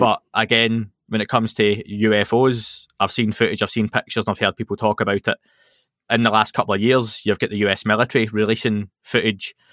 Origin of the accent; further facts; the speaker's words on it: Scotland, United Kingdom; being Scottish